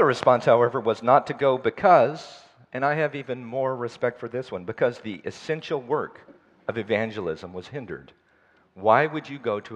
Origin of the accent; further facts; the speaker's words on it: the South, United States; also born or lived in Nepal; I'm from the South, the United States